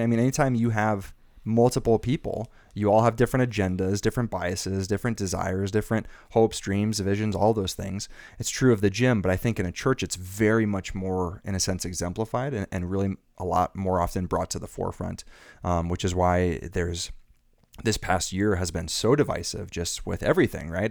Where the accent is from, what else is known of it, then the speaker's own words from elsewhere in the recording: Arizona, United States; moved away as an adult; also born or lived in Irvine, California; I'm from Arizona